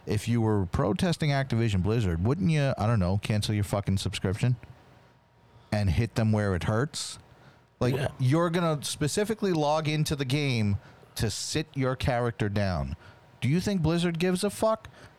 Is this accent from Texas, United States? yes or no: no; Wisconsin, United States; I'm from Wisconsin.